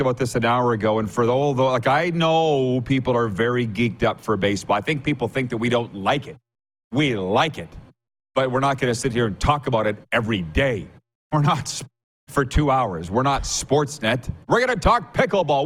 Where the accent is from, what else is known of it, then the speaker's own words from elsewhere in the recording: Saskatchewan, Canada; I was on the farm with three channels